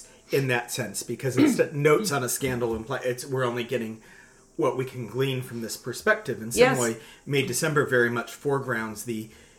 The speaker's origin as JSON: {"language": "English", "country": "United States", "tie": "born or raised there", "moved": "yes", "said": "growing up in the States"}